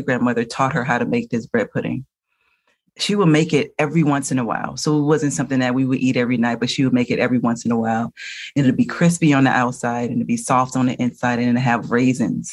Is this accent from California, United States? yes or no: no; New Orleans, Louisiana, United States; we're from New Orleans.